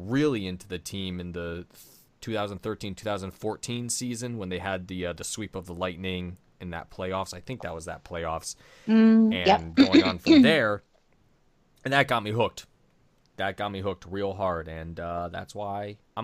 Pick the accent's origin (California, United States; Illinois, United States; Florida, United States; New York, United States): New York, United States; My grandparents moved the family down here, to where I grew up.